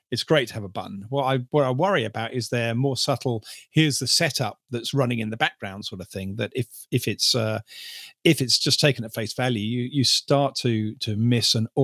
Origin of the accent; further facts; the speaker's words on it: United Kingdom; I'm British